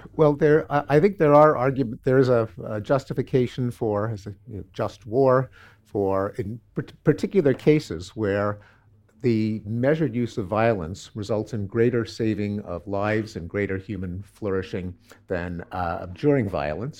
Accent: Canada; I'm Canadian.

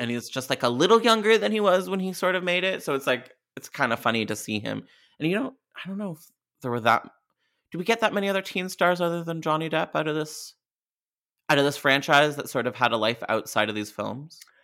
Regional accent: Canada; I'm Canadian

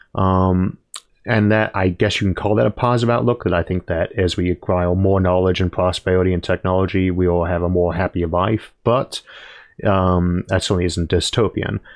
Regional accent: United States; I am American.

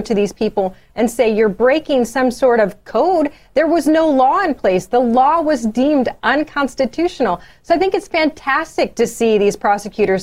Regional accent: suburbs of Chicago, Illinois, United States; now in Michigan, United States; My hometown is the suburbs of Chicago.

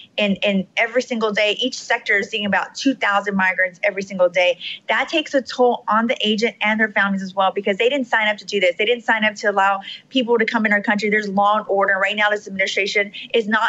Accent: Rio Grande Valley, Texas, United States; I was raised down in the Rio Grande Valley for the past 37 years

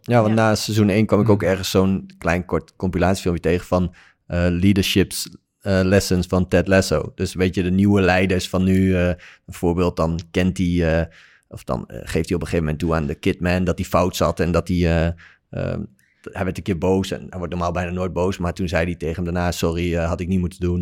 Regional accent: Netherlands; wij als Nederlandse speler

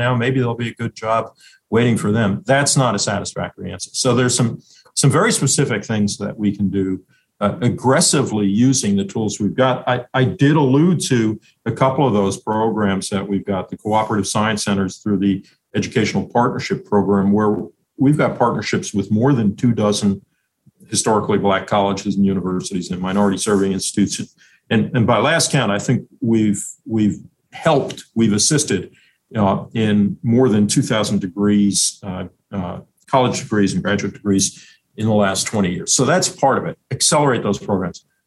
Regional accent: Northeast, United States; I come from the Northeast

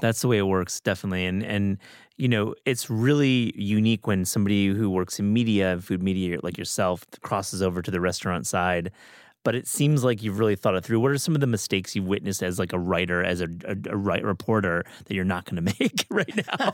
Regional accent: Kalamazoo, Michigan, United States; I'm from Kalamazoo, Michigan

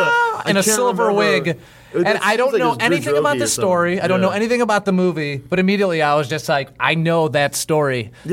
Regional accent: Chicago, Illinois, United States; I was born and raised in Chicago.

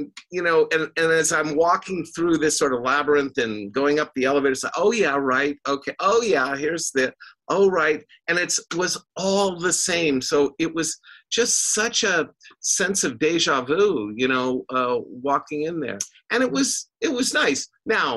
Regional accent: Vancouver, Washington, United States; I was raised in Vancouver. It was a really nice place. It was small townish.

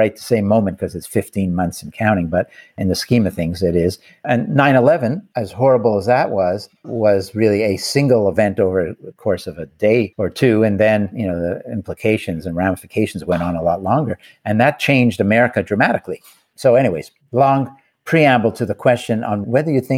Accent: Canada; I'm from Canada

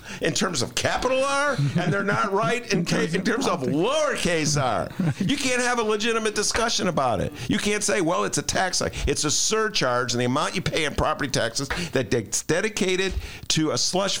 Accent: Chicago, Illinois, United States; I'm a Chicagoan.

